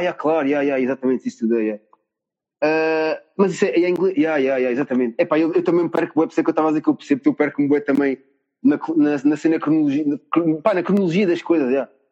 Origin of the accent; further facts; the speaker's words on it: Cascais, Lisbon, Portugal; não sou mesmo de Lisboa, né? Sou, não sei se há uma vez tinha sou tipo mais para a zona de Cascais. concretamente assim a parede